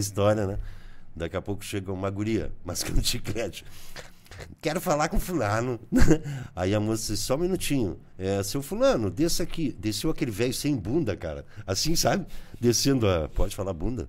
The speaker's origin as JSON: {"language": "Portuguese", "town": "Bagé", "region": "Rio Grande do Sul", "country": "Brazil", "tie": "born or raised there", "also_born_or_lived": "Santana do Livramento", "moved": "yes", "lives_now": "Paranaguá, Brazil", "said": "eu fui assessor de comunicação da Prefeitura de Bagé, onde eu nasci"}